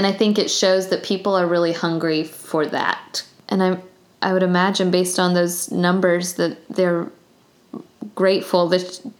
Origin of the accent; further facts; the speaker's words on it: the South, United States; Which I think is really kind of growing up in the South and becoming an adult in the South, you kind of realize it's just more nuanced than you think it is